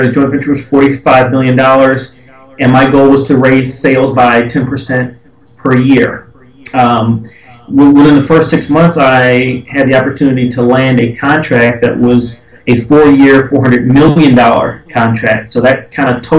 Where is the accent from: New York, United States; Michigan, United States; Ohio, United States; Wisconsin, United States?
Michigan, United States; Detroit; born and raised in Detroit